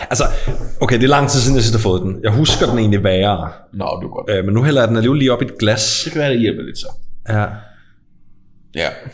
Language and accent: Danish; near Skovby, Als, Southern Denmark, Denmark; Skorby er ikke så langt fra, hvor jeg er vokset op.